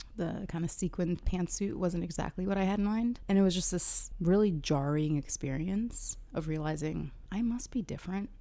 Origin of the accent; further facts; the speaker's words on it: Kuwait; now in United States; To be born in the US, but I did grow up in Kuwait.